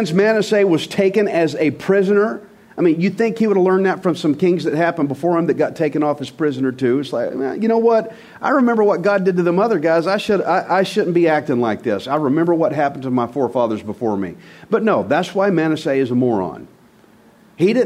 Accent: United States; as an American

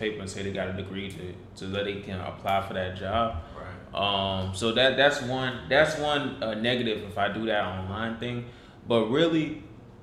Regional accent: Greensboro, North Carolina, United States; moved away as an adult; now in Charlotte, United States; I'm from Greensboro, North Carolina. I was born and raised there.

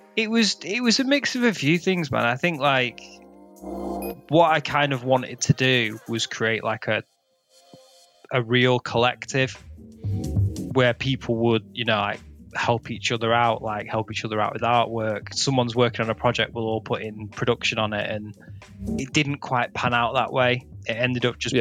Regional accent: Macclesfield, North West England, United Kingdom; I'm from Macclesfield, which is like right on the hills where um, people used to throw raves

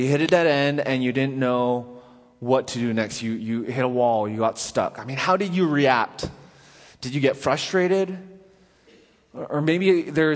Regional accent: Vancouver, British Columbia, Canada; now in Nashville, United States; So growing up in Canada, in Vancouver

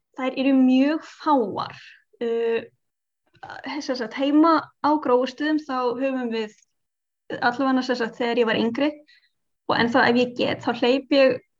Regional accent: Iceland; við erum á Íslandi og við erum Íslandingar með krakkana

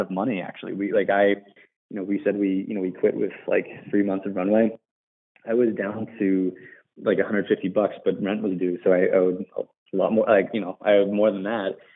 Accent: Johnstown, Pennsylvania, United States; moved away as an adult; also born or lived in Williamsburg, Virginia; I was born in um, Johnstown, Pennsylvania, which is a small town outside of Pittsburgh. And, you know, born and raised there

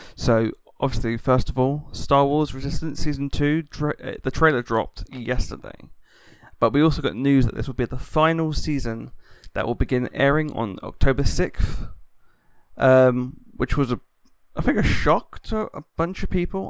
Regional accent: United Kingdom; I'm a Brit

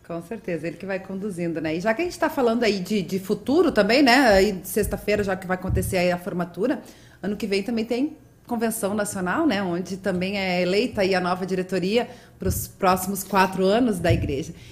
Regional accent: Rio Grande do Sul, Brazil; sou gaúcha, já falo troteando

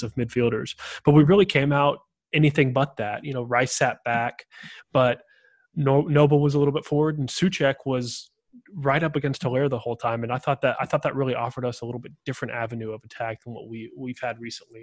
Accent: United States; being American

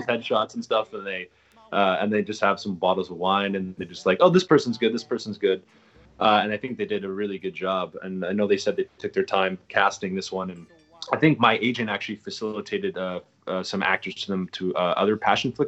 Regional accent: Calgary, Alberta, Canada; moved away as an adult; also born or lived in Toronto; now in New York City, United States; I consider Calgary my hometown, even though I wasn't born there. I was raised there pretty much

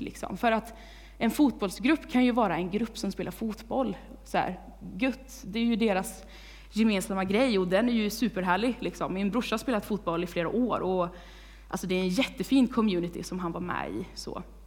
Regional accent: Vargön, Västra Götaland, Sweden; moved away as an adult; now in Tibro, Sweden; jag kommer från Vargön

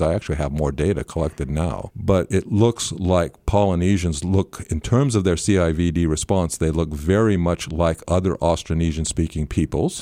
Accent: rural Northern California, United States; moved away as an adult; also born or lived in New Zealand; now in Auckland, New Zealand; I grew up in rural Northern California

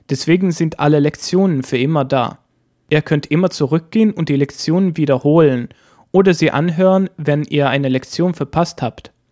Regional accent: Sweden; gebürtiger Schwede

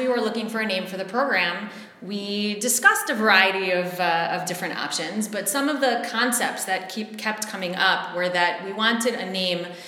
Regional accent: Cleveland, Ohio, United States; moved away as an adult; also born or lived in New York; now in Israel; I grew up in the United States. I'm from Cleveland, Ohio

